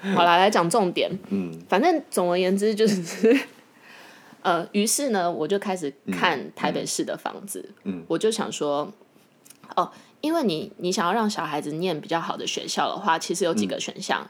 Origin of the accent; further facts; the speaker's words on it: Xizhi, New Taipei, Taiwan; 我从小在戏子长大